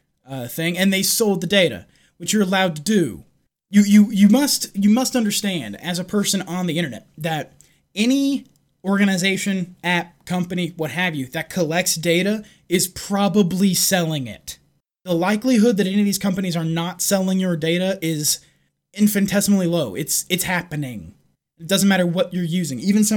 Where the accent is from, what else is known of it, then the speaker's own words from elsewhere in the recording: London, United Kingdom; from London, so I don't exactly trust what he has to say about free speech, but we'll see.